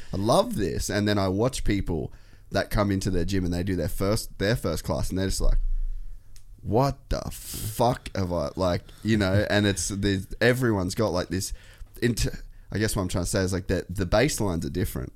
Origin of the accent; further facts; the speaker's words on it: Cairns, Queensland, Australia; I grew up in Cairns